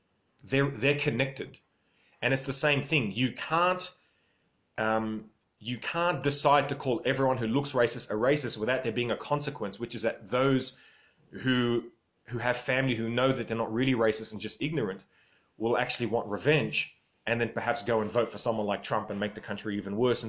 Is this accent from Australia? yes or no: yes; Australia; my grandparents came from Lebanon, but I'm Australian